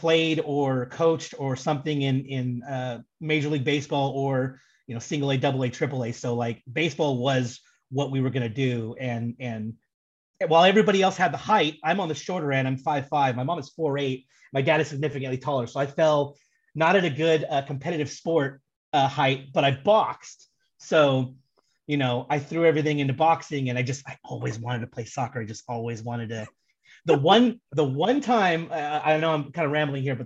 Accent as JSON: {"language": "English", "region": "Southern California", "country": "United States", "tie": "born or raised there", "said": "born and raised in Southern California, grew up in a baseball family"}